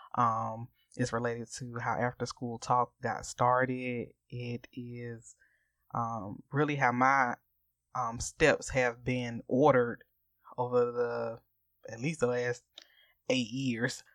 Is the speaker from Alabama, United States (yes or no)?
no; Augusta, Georgia, United States; we are from Augusta, Georgia, and we are both members of Tabernacle Baptist Church in Augusta, Georgia